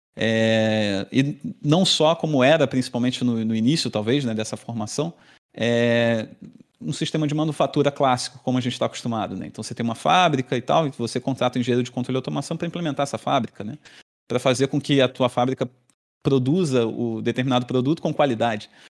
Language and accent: Portuguese; Rio de Janeiro, Brazil; moved away as an adult; now in Florianópolis, Brazil; sou natural do Rio de Janeiro, fiz toda a minha formação lá